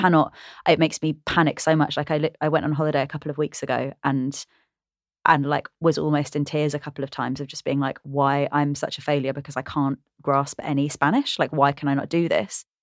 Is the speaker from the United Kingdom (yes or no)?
yes; England, United Kingdom; I'm dual heritage, I'm British and Sri Lankan